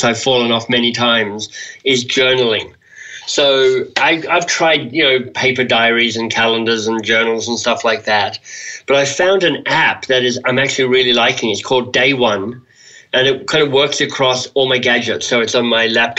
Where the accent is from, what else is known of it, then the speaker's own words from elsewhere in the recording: Australia; I'm an Australian male